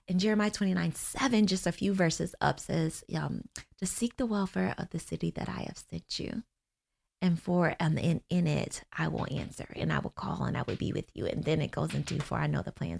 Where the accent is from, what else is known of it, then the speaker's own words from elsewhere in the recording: Niagara Falls, New York, United States; also born or lived in Florida; now in Orlando, United States; I am from Niagara Falls, New York, born and raised there